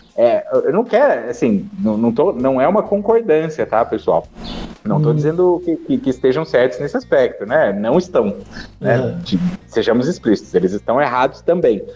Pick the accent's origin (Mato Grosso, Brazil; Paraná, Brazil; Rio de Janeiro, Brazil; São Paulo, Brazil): Paraná, Brazil; Curitiba; Curitiba, que é a cidade de onde eu sou e onde eu moro